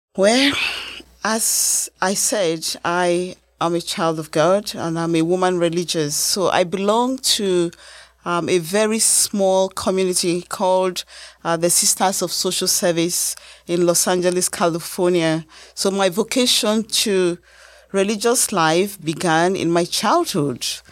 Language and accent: English; Nigeria; now in United States; as a Nigerian American